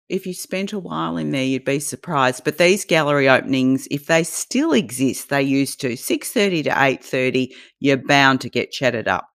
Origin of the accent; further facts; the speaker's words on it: Australia; accent: Australian; Australian, can't you tell?